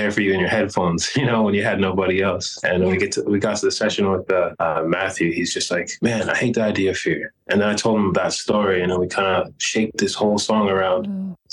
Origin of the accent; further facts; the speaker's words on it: Canada; Like, that's it because we're Canadian.